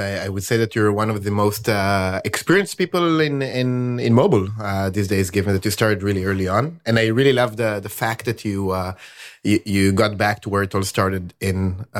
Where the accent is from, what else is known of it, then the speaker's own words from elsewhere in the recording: Tel Aviv, Tel Aviv District, Israel; also born or lived in New York; I lived in the US for some time in New York. And also now, looking at, I'm from Tel Aviv.